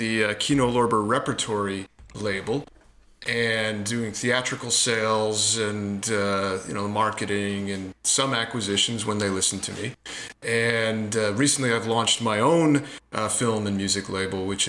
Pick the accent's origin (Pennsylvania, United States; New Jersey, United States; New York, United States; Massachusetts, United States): New Jersey, United States; also born or lived in Montclair, New Jersey / Livingston, New Jersey; I grew up in New Jersey